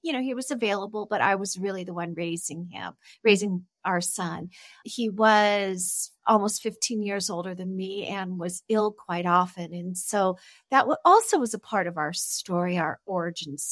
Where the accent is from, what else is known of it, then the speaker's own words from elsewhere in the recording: Los Angeles, California, United States; moved away as an adult; now in Mexico; I'm originally from California